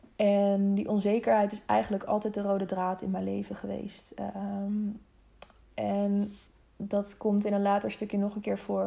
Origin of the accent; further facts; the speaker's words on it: Harderwijk, Gelderland, Netherlands; also born or lived in Wezep / Zeewolde; vlakbij Harderwijk, waar, eh, waar ik geboren ben